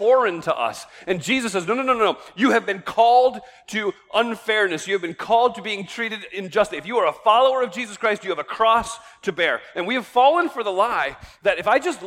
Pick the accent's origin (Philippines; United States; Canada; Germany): United States; we as American believers